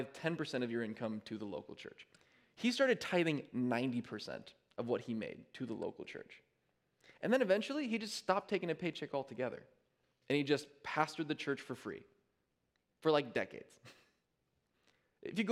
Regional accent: United States; we understand as American people

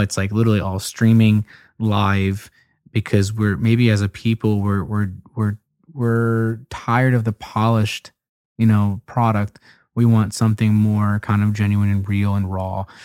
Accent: Philadelphia, Pennsylvania, United States; moved away; I'm a Philadelphia Eagles fan, where I used to be from

